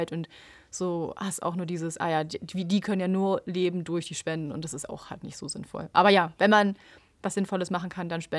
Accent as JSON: {"language": "German", "country": "Switzerland", "also_born_or_lived": "Zurich", "said": "bei uns in der Schweiz ist es ja andersrum."}